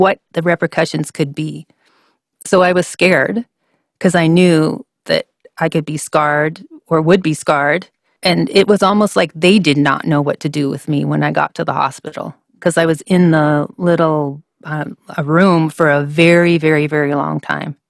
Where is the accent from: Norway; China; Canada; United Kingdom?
Canada; Vancouver, British Columbia; moved away as an adult; also born or lived in Washington State / Alpharetta, Georgia; I grew up in Vancouver, Canada